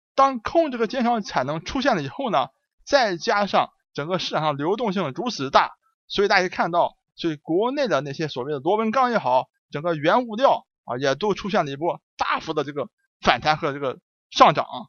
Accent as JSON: {"language": "Chinese", "country": "China", "said": "我们中国人"}